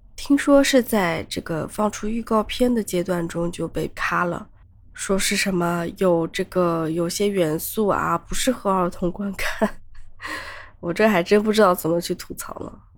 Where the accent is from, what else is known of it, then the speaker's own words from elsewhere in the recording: China; 我们中国人